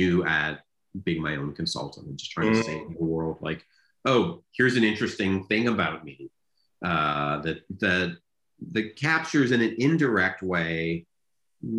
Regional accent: Canada; growing up in Canada in that era that I did

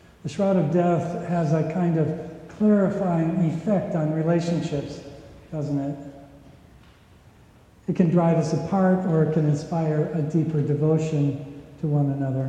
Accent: Minnesota, United States; When I was growing up in Minnesota

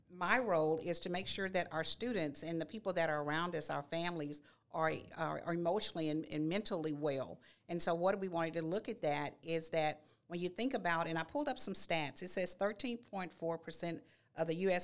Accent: Nacogdoches, Texas, United States; now in Baytown, United States; I am a native of Nacogdoches, born and raised

